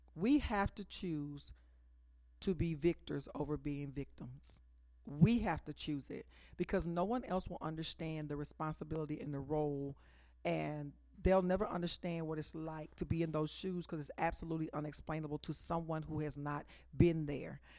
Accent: Dallas, Texas, United States; I'm originally from Oak Cliff, Texas

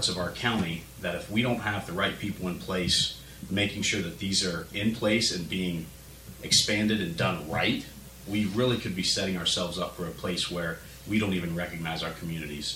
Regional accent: Glenford, Ohio, United States; I grew up in Glenford

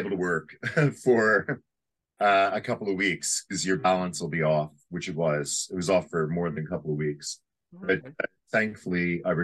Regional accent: Canada; I remember being a very young boy and growing up in Canada

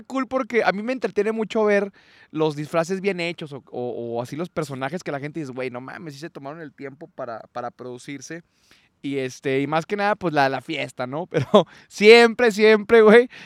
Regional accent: Durango, Mexico

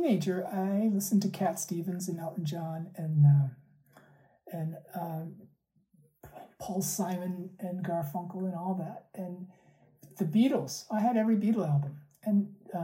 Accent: Pakistan; moved away; they're Pakistani, and I'm originally from Pakistan

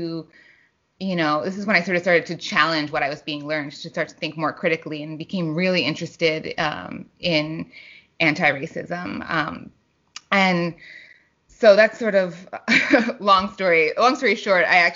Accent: New York City, New York, United States; I grew up in New York City

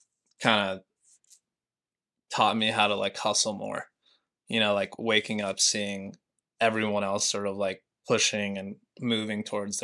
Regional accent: Montana, United States; now in New York, United States; Yeah, I mean, literally the smallest town, you know, of like 2,000 people to the biggest city in the U.S.

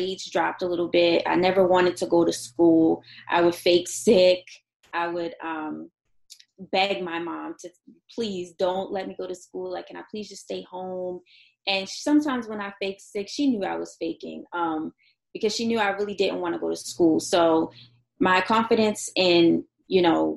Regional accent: Baltimore, Maryland, United States; I'm from Baltimore

